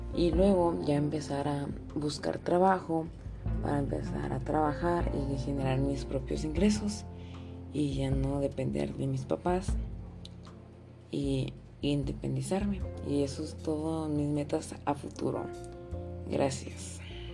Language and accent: Spanish; Chihuahua, Mexico; Nací en Chihuahua, Chihuahua el 19 de mayo del 2006.